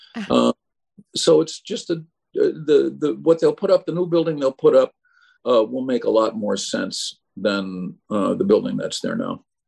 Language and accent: English; Chicago, Illinois, United States; when I grew up in Chicago